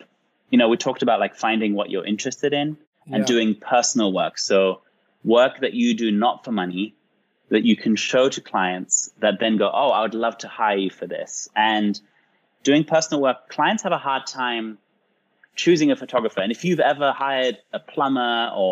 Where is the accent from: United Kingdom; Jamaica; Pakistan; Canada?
United Kingdom; England; I grew up in England